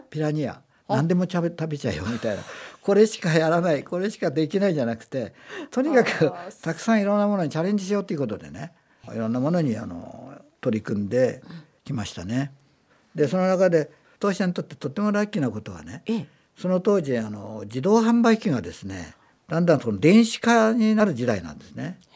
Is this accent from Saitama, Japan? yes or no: no; Aizuwakamatsu, Fukushima, Japan; moved away as an adult; also born or lived in Isesaki, Gunma; now in Gunma, Japan; 福島県の会津の生まれでですね